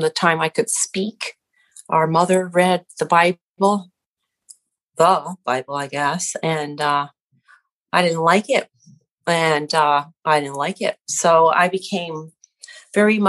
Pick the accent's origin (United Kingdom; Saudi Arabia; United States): United States; Connecticut; I grew up over here in Connecticut near Yale University